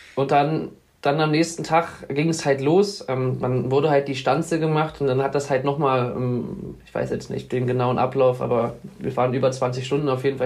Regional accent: Wolfsburg, Lower Saxony, Germany; komme aus Wolfsburg, wohne dort in der Nähe in so einem kleinen Dörfchen namens Danndorf

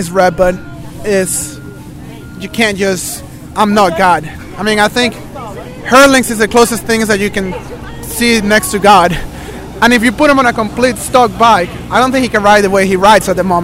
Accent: Venezuela; moved away; also born or lived in United States; I grew up in Venezuela.

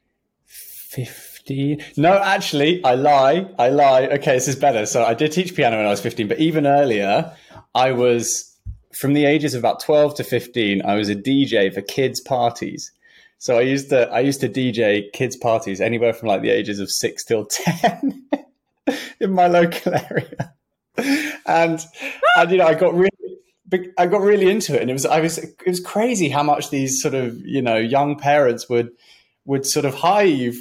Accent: London, United Kingdom; I grew up in Southwest London

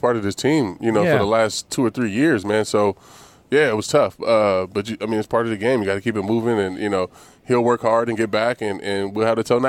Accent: California, United States; bro, I'm from California, dog. You thought I was Dominican.

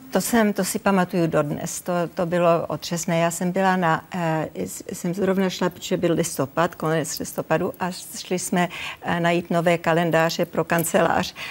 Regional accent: Czechia; moved away; also born or lived in United States; neuškodilo, že jsem Češka

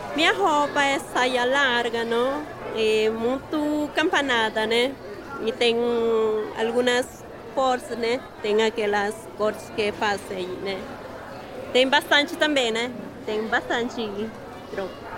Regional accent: Oruro, Bolivia; Portuguese is a second language; moved away as an adult; also born or lived in Challapata, Bolivia; now in Brazil; Eu sou de Oruro e nasci em Chayapata.

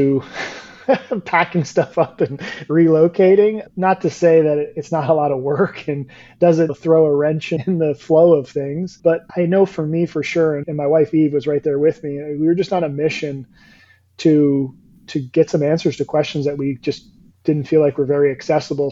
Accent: New Jersey / New York tri-state area, Northeast, United States; moved away as an adult; now in Florida, United States; I am from the Northeast, Jersey, New York, tri-state area

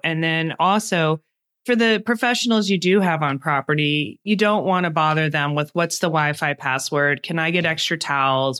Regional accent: United States; speaking as an American

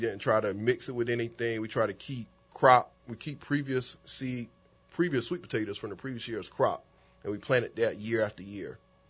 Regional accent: Paxville, South Carolina, United States; now in New Orleans, United States; I'm a country kid from South Carolina, Paxville. I grew up in Paxville. I went to school in Manning. I was raised on a family farm.

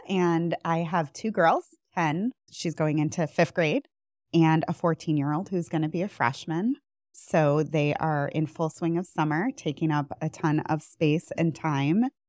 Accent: outside of Buffalo, New York, United States; moved away as an adult; also born or lived in Boston / Northeast Ohio; now in Cleveland area, United States; I am not originally from Cleveland. I'm from outside of Buffalo

